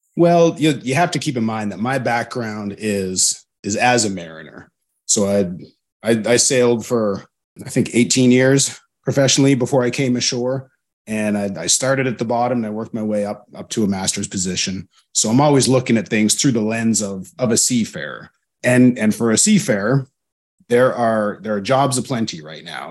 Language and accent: English; Alberta, Canada; moved away as an adult; I come from Alberta, which is a landlocked province in Canada